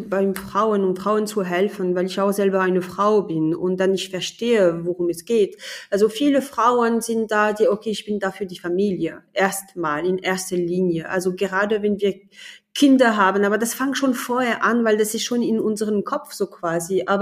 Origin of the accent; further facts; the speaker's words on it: France; German is a second language; moved away as an adult; now in Germany; Also ich bin Französin, ich wohne aber in Deutschland so seit 20 Jahren, also das ist kaum zu fassen. Und ich bin in Deutschland angekommen als Ingenieurin.